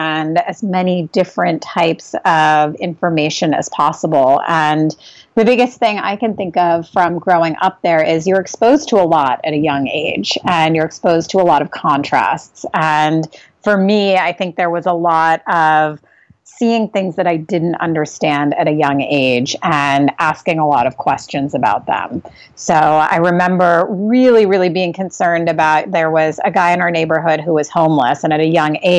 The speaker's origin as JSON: {"language": "English", "town": "New York City", "region": "New York", "country": "United States", "tie": "born or raised there", "also_born_or_lived": "Australia / Singapore", "moved": "as an adult", "lives_now": "Santa Monica, United States", "said": "I grew up in New York City. We actually moved there when I was 5 years old. So I was born in Australia"}